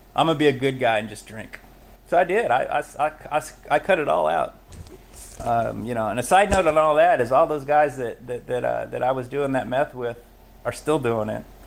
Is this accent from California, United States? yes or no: yes; Los Angeles, California, United States; I was born in Los Angeles